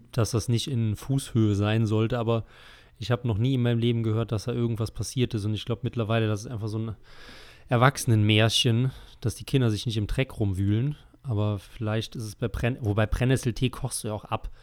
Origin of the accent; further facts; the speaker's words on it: Germany; wir als, als Deutsche